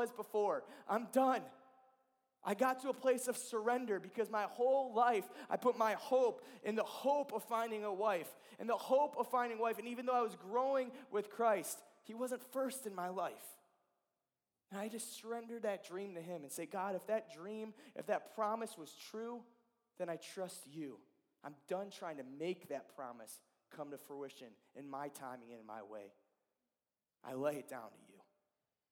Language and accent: English; Ohio, United States; also born or lived in Georgia / Illinois; now in Columbus, United States; I'm from Ohio